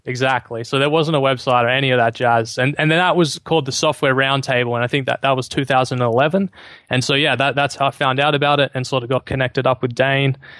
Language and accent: English; Australia; I'm an Aussie living in Sydney at the moment